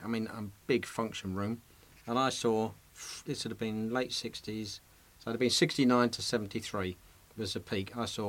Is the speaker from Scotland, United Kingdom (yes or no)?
no; Dagenham, London, United Kingdom; I'm from Dagenham, you see